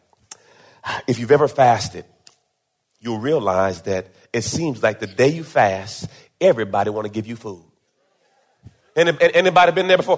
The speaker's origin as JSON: {"language": "English", "country": "Jamaica", "tie": "born or raised there", "said": "I was born in Jamaica"}